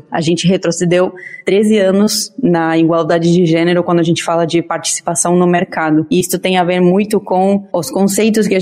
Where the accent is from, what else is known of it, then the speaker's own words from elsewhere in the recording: Argentina; now in Brazil; eu sou argentina, então acho que eu tenho um pouquinho menos de, desse otimismo brasileiro super gostoso gostoso, que eu adoro, porque eu moro no Brasil e, e o Brasil é meu lar escolhido.